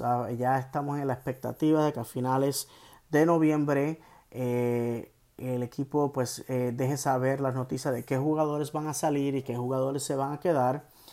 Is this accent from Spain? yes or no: no; Puerto Rico; moved away as an adult; now in United States; Yo soy ah, original de Puerto Rico, eh, llevo en eh, los Estados Unidos continentales 24 años